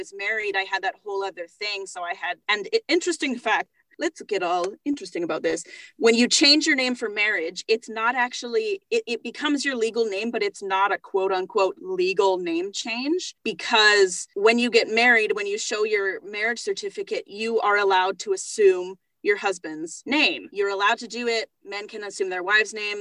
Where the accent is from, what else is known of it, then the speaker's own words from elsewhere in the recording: Alberta, Canada; now in Ontario, Canada; I had to send off for a new birth certificate for Alberta, because I was born in Alberta.